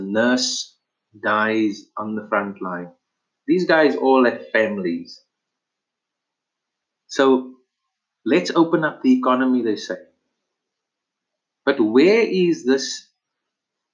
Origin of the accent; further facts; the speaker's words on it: South Africa; we as South Africans